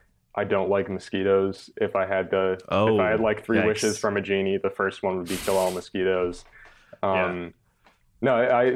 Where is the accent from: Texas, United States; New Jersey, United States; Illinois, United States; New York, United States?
New York, United States; I've learned from being in the South that I'm definitely a New Yorker. And I'm definitely like a Northeasterner.